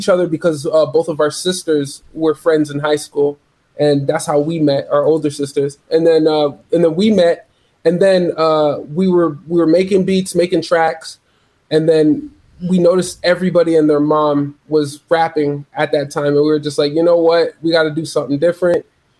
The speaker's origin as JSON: {"language": "English", "town": "Toronto", "region": "Ontario", "country": "Canada", "said": "So we're both from Toronto. He's from Jane and Emmett, which is actually not far from where I'm from, which is Keela Eglinton, York Square"}